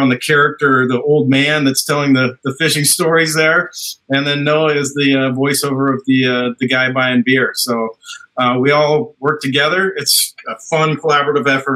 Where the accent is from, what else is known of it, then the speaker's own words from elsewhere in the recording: West Coast, United States; I grew up here on the West Coast